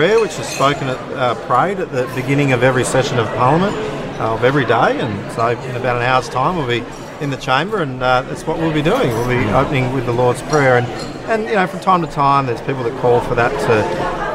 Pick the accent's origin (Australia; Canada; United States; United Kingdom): Australia; Western Australia; I'm from Western Australia